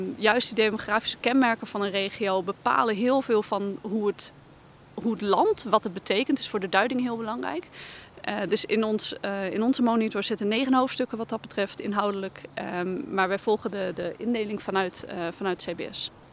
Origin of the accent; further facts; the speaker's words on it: Groningen, Netherlands; we voelen ons, eh, ons als Groningers eh, prima thuis in de wijk